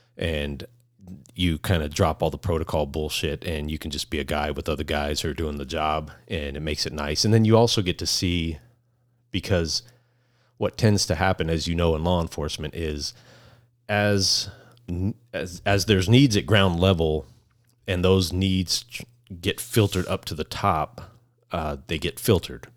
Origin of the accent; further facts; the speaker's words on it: Phoenix, Arizona, United States; also born or lived in Queen Creek, Arizona; I grew up in South Phoenix